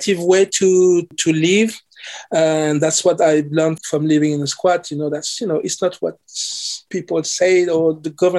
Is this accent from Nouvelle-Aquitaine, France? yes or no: no; Paris, Île-de-France, France; English is a second language; moved away as an adult; also born or lived in London, United Kingdom; now in Oxford, United Kingdom; I'm French Caribbean. So I grew up in Paris. I was born in Paris.